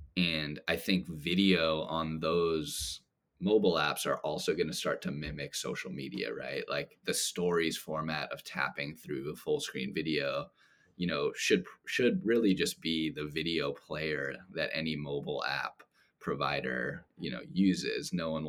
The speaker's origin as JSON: {"language": "English", "town": "Los Angeles", "region": "California", "country": "United States", "tie": "born or raised there", "said": "Oh man, I gotta go with my hometown team, the LA Lakers."}